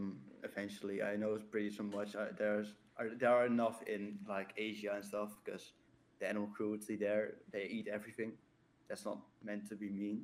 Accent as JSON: {"language": "English", "country": "Netherlands", "second_language": "English", "said": "We're two guys from the Netherlands."}